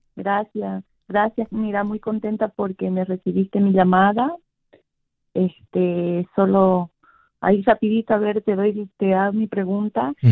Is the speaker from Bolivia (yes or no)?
yes; Bolivia; moved away; yo soy de Bolivia, mi esposo es de México